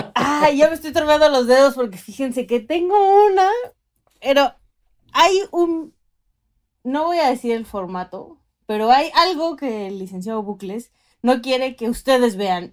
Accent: northern Mexico, Mexico; soy norteña

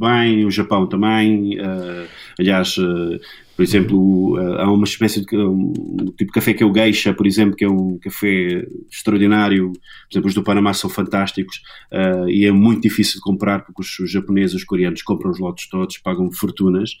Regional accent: Angola; moved away; eu nasci em cabine em Angola

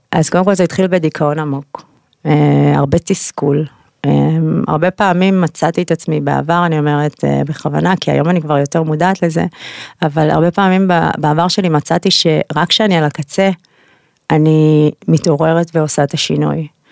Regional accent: Israel; also born or lived in United States; אני אוהבת את ישראל, זה הבית שלי, אני יהודייה גאה

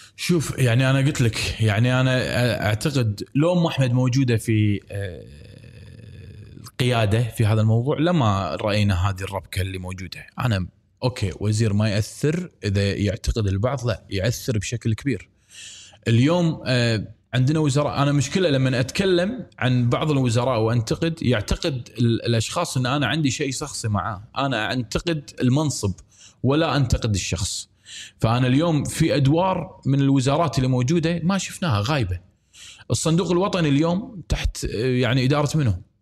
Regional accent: Kuwait; انا مواطن كويتي

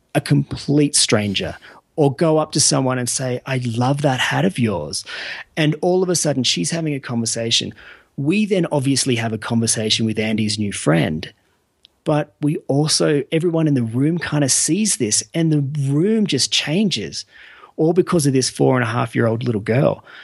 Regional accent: Australia; I'm from Australia

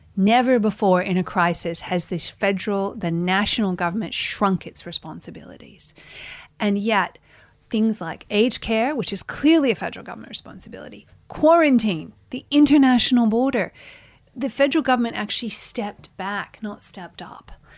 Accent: Toledo, Ohio, United States; moved away as an adult; now in Australia; as an American, growing up in America

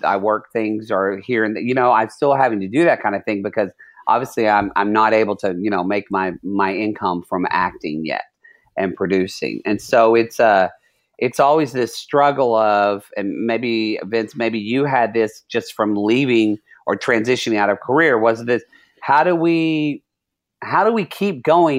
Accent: Oklahoma, United States; also born or lived in California; because I'm from Oklahoma and from California, so I have people on all sides.

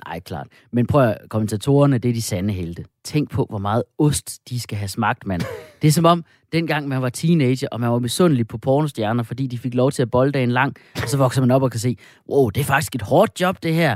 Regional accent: Jutland, Denmark; accent: Jutlandic; jeg er jo jyde

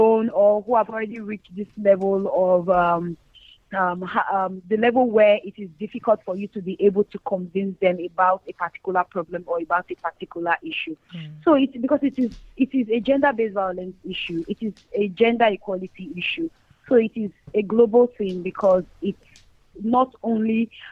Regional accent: Nigeria; speaking from the reality of Nigeria and as a Nigerian

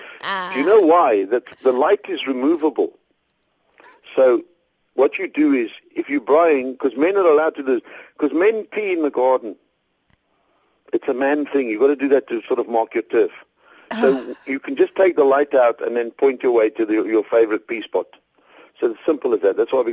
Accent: South Africa; I love being a South African. Everything South African is cool.

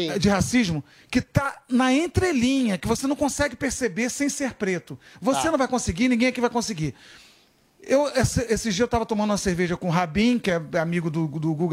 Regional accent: Minas Gerais, Brazil; eu sou mineiro

